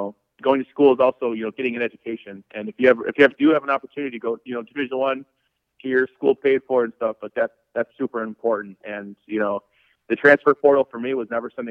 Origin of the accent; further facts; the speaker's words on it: Hartford, Wisconsin, United States; moved away; my hometown in Hartford, Wisconsin